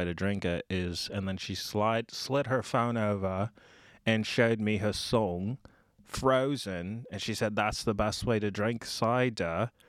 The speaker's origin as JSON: {"language": "English", "town": "Napa", "region": "California", "country": "United States", "said": "Straight from California."}